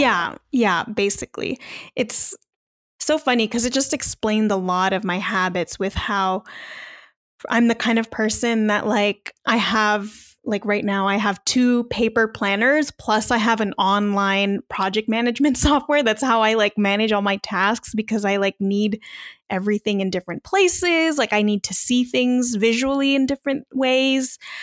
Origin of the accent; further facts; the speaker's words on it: Long Beach, California, United States; moved away as an adult; now in Las Vegas, United States; podcaster based in Las Vegas, but I am originally from Long Beach, California